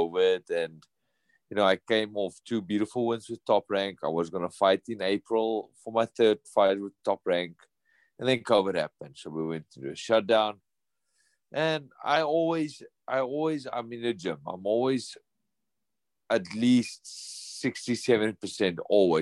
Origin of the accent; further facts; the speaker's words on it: South Africa; moved away as an adult; now in United States; not in South Africa, my home country.